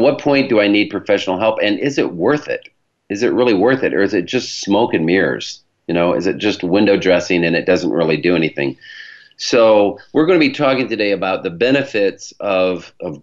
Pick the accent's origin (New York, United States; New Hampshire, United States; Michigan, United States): Michigan, United States; accent: Michigan; my Michigan accent